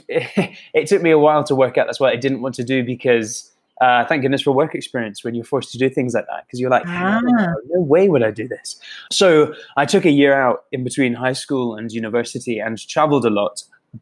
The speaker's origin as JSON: {"language": "English", "region": "England", "country": "United Kingdom", "accent": "English", "said": "I know based on my accent, I don't sound Scottish at all, unfortunately. I sound very English."}